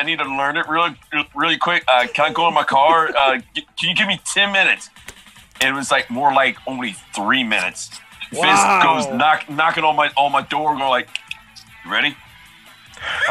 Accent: Maryland, United States; moved away as an adult; now in Los Angeles, United States; I moved from Maryland

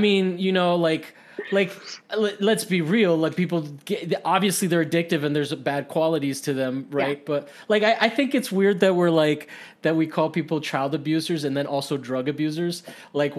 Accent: Miami, Florida, United States; also born or lived in Costa Rica; I'm from Miami

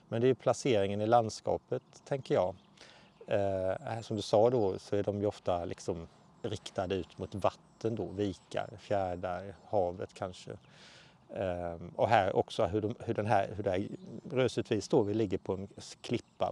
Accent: Halland County, Sweden; also born or lived in Småland; now in Skåne, Sweden; jag är ju uppvuxen i Halland, bor i Skåne och har jobbat väldigt mycket i Småland.

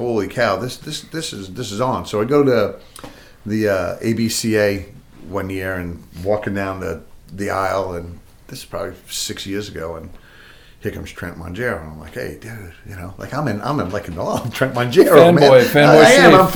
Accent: Patchogue, New York, United States; I grew up in Patchogue and I played with the North Patchogue Medford Youth Athletic Association

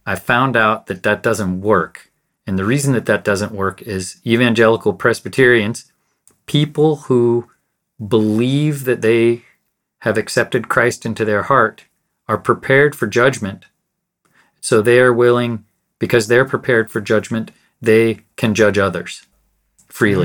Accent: United States; I've never really identified as American, but I know that I'm American

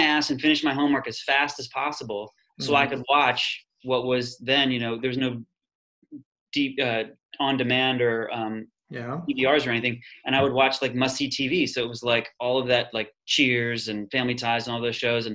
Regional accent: Columbia, Maryland, United States; I'm from Columbia, Maryland, which is between Baltimore and DC

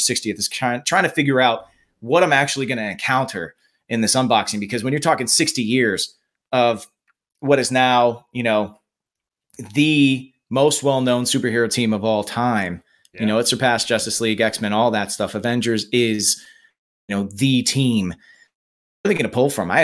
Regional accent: Nebraska, United States; moved away; I'm from Nebraska originally

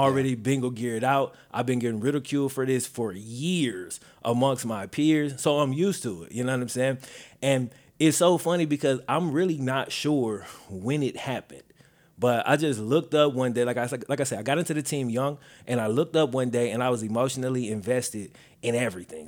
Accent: Mississippi, United States; moved away; I am originally from Mississippi

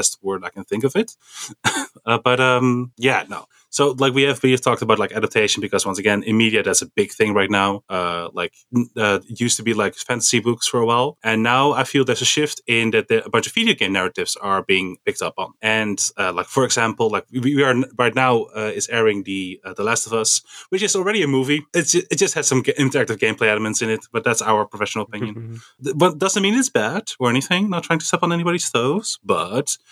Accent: Amsterdam, North Holland, Netherlands; I'm from Amsterdam.

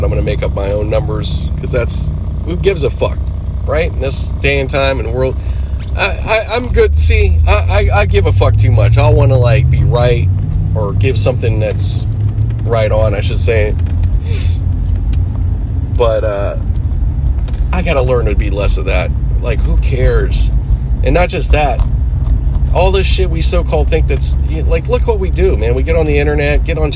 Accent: Pittsburgh, Pennsylvania, United States; accent: East Coast; now in Los Angeles, United States; I'm born here and I grew up, you know, I grew up back east. I grew up in Pittsburgh, but I've lived here most of my life.

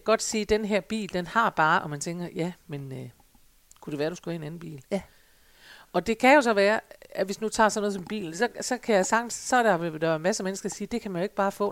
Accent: Denmark; vi jo som danskere

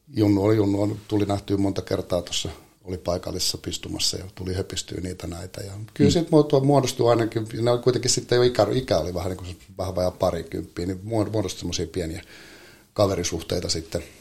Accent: Helsinki, Uusimaa, Finland; meillä Lauttasaaressa oli tota, noin, niin meillä oli semmoinen, on varmaan oltu toka, kolma, nel, toka kolmas neljäs luokka, niin meillä oli kyllä oma sarja siellä

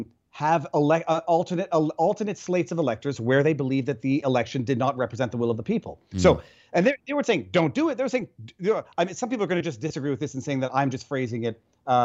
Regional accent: Quebec, Canada; now in United States; I'm from Quebec.

